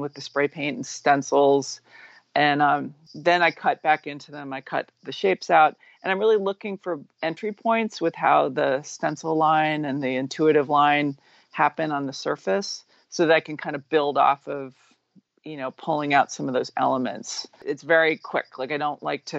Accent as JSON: {"language": "English", "town": "New York City", "region": "New York", "country": "United States", "tie": "born or raised there", "said": "I'm from New York. I'm from New York City. I grew up in the 70s and 80s in gritty New York City"}